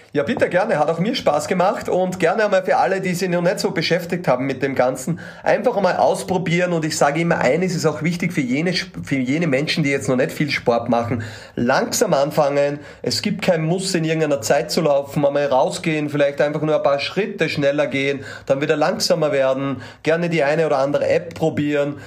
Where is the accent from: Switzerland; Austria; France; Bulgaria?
Austria; als Österreicher